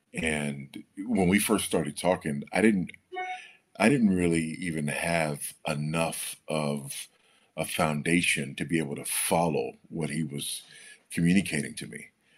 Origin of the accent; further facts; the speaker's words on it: Los Angeles, California, United States; Well, I grew up in Los Angeles, California, on a fault line, and experienced a couple of earthquakes in my day.